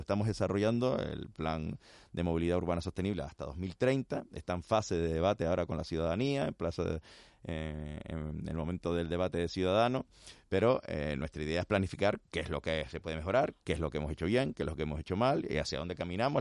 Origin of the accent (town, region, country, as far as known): Canary Islands, Spain